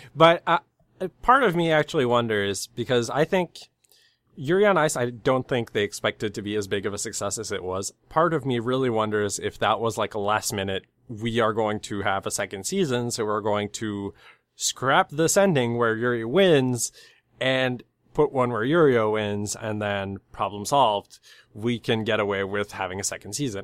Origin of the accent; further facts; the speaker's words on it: Canada; I'm from Canada.